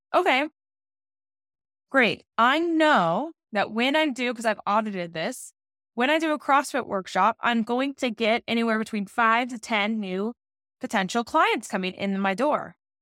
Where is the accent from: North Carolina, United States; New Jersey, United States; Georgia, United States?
Georgia, United States; moved away; I'm from Georgia, so I got to go hang out with my parents